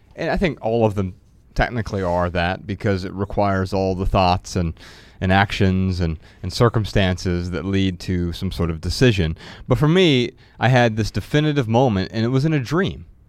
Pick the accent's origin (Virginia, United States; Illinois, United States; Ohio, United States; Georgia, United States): Ohio, United States; Dayton; Dayton Business Journal just basically gives you news, business news about my hometown